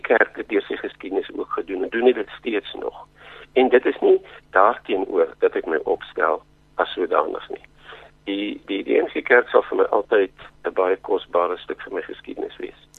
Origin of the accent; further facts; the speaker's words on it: Zimbabwe; moved away; toe ons groot geword het in Rhodesia